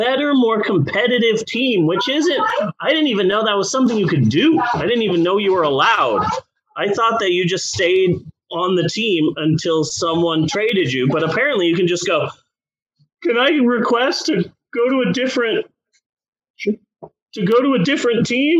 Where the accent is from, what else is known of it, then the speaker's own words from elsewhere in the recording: Prescott, Arizona, United States; also born or lived in Phoenix, Arizona; That's where I was born, in the small town of Prescott, Arizona. In Prescott, they call it Prescott. So I'm from Prescott